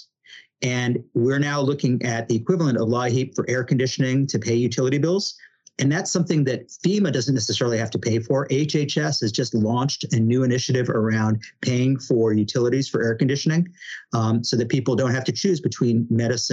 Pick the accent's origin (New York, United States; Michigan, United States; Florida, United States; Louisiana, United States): New York, United States; being the New Yorker that I am